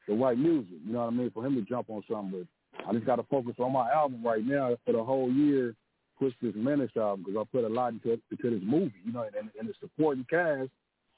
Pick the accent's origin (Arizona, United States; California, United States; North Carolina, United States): California, United States; Lynwood; I grew up off of Agnes Avenue